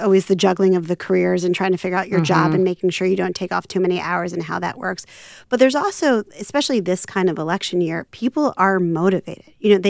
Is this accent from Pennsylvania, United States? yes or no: yes; Philadelphia, Pennsylvania, United States; I'm from Philadelphia, so great that you're from Nevada.